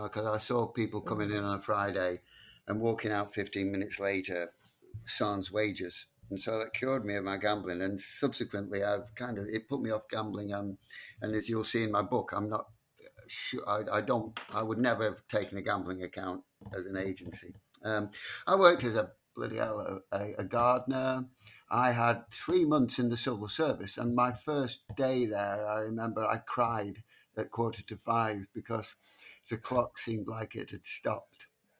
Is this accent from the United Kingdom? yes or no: yes; Blackpool, North West England, United Kingdom; Blackpool teaches you everything. In those days, it taught you everything you needed to know by the time you were 16